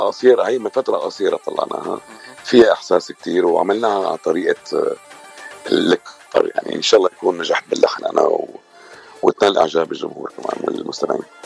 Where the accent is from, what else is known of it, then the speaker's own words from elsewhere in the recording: Syria; moved away as an adult; now in Los Angeles, United States; انا من سوريا